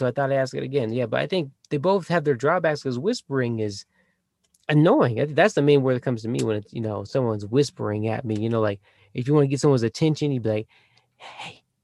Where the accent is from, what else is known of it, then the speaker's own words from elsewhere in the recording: Houston, Texas, United States; now in Colorado, United States; I was born in Houston